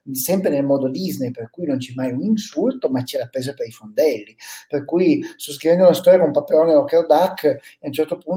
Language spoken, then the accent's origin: Italian; Piedmont, Italy; quella che in piemontese si chiama, noi la chiamiamo, la, io sono piemontese, la gramissia fina